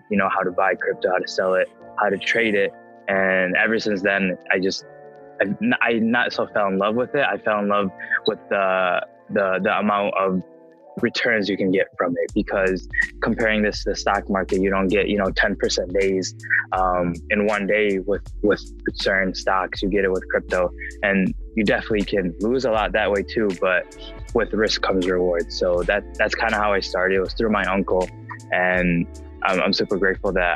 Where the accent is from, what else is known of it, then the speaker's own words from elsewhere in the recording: Chicago suburb, Illinois, United States; also born or lived in Flint, Michigan; I was born in Flint, Michigan. I moved here when I was around maybe like two or three. I live in a suburb in Chicago